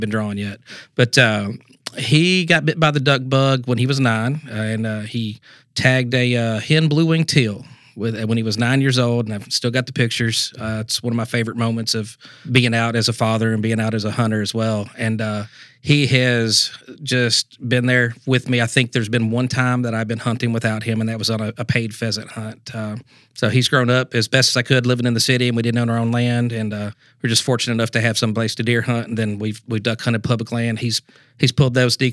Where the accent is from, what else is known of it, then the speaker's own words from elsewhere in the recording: rural Alabama, United States; also born or lived in Lexington, Kentucky / Louisville, Kentucky; now in Tennessee, United States; rural Alabama back in the 80s. My parents split up and moved to Lexington and finished high school there, and then moved to Louisville